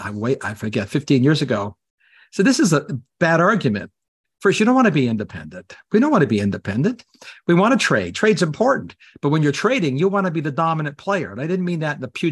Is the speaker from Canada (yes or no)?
yes; Canada; now in United States; I'm Canadian